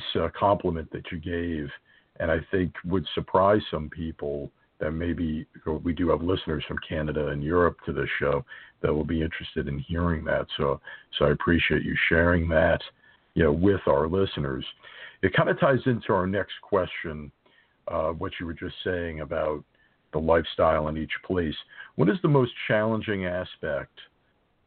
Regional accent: Northeast, United States; growing up, obviously, as an American

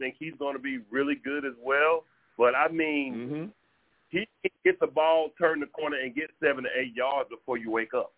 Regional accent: Georgia, United States; I'm from Georgia

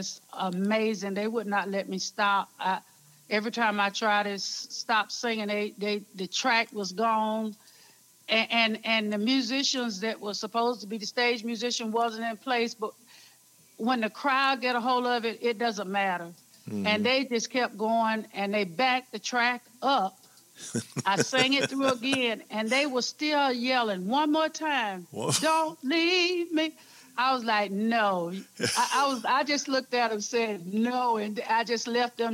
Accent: Ozark, Alabama, United States; moved away; I am from Ozark, Alabama. Preacher's kid

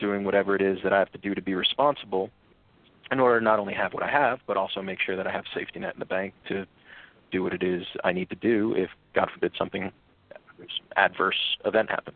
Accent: Pines Lake, New Jersey, United States; We grew up in Pines Lake, which was a very nice area

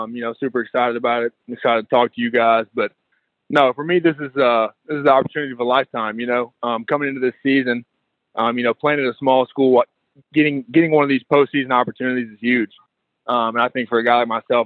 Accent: Chattanooga, Tennessee, United States; born and raised in Chattanooga.

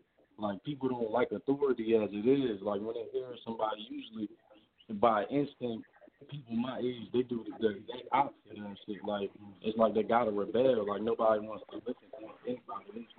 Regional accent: Wilmington, Delaware, United States; Yeah, so I'm from Wilmington.

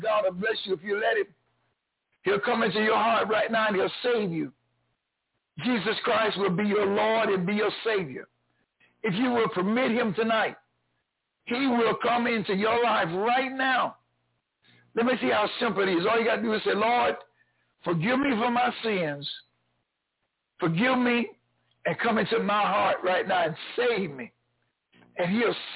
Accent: the South, United States; I grew up here in the South

